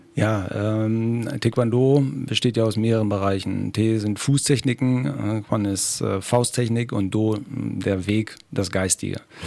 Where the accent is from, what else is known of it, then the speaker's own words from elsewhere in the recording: Germany; Aus Rehan, ne? Rehaner ja. her natürlich ein äh, Urrenner, äh, hier aufgewachsen, geboren